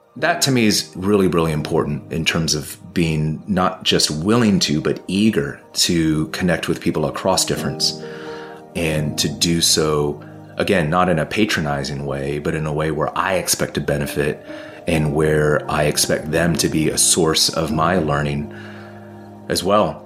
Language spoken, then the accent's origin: English; California, United States; also born or lived in Ohio / Providence, Rhode Island; now in Washington, D.C., United States; moved to California when I was two, and that's where I grew up